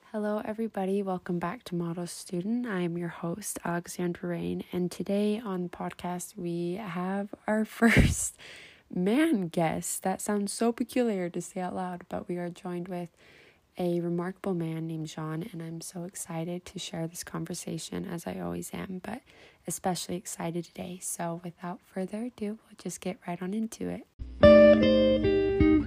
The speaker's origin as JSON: {"language": "English", "region": "Utah", "country": "United States", "tie": "born or raised there", "said": "I was just born in Utah"}